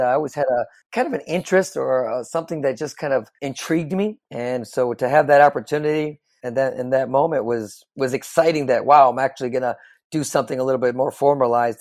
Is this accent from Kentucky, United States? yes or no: no; Chicago, Illinois, United States; just like any kid growing up in the Midwest, I'm from the Chicagoland area